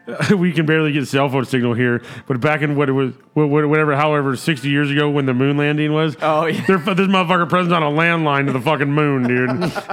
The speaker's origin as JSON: {"language": "English", "town": "Loma Linda", "region": "California", "country": "United States", "tie": "born or raised there", "said": "I was born in Loma Linda"}